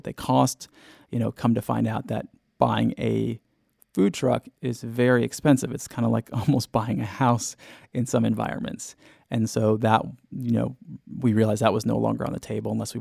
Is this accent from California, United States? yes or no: yes; Southern California, United States; I'm from Southern California